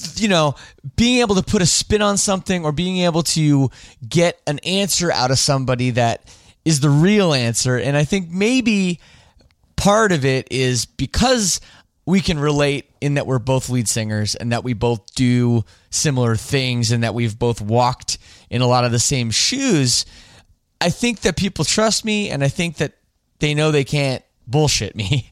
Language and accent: English; Toronto, Ontario, Canada; my hometown of Toronto